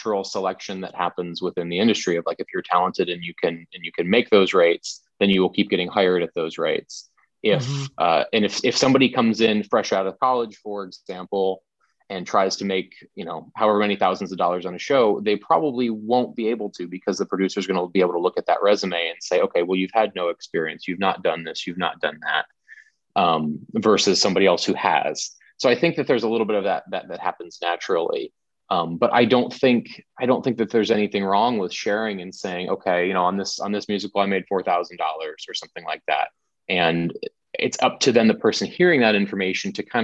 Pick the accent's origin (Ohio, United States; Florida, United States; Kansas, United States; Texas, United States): Florida, United States; Tampa; moved away; I'm originally from the Tampa St. Pete area in Florida, and I worked there for a long time